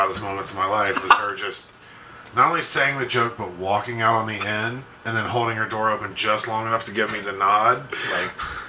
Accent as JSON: {"language": "English", "region": "Alabama", "country": "United States", "tie": "born or raised there", "said": "because we grew up in Alabama."}